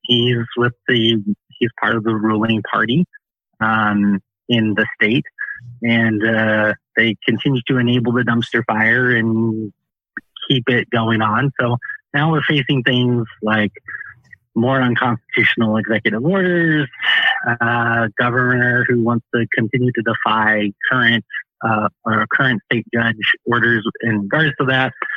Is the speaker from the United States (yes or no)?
yes; Peoria, Illinois, United States; moved away as an adult; originally, I am from Peoria, Illinois.